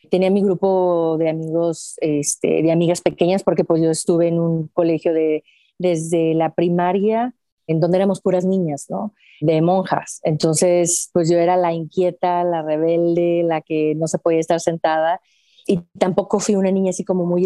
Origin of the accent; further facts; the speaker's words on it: Aguascalientes, Mexico; pues aquí saludándote desde mi ciudad natal hasta Chile